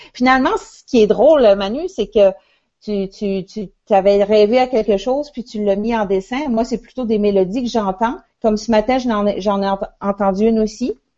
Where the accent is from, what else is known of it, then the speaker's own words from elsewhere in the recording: L'Ascension-de-Patapédia, Quebec, Canada; mon village natal qui s'appelle l'Ascension, l'Ascension de Patapédia